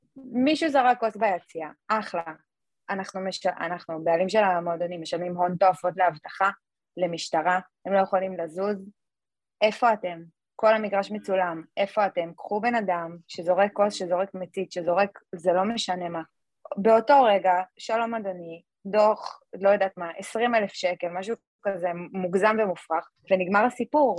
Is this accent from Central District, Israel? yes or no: no; Jerusalem, Jerusalem District, Israel; אני ירושלמית